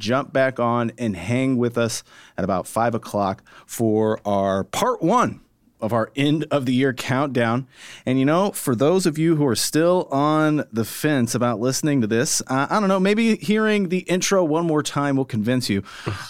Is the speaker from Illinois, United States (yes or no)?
yes; Alton, Illinois, United States; I'm from Alton.